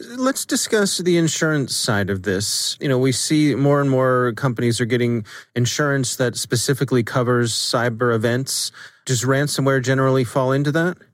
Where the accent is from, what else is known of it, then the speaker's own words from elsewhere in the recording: Ellicott City, Maryland, United States; my hometown in, in Ellicott City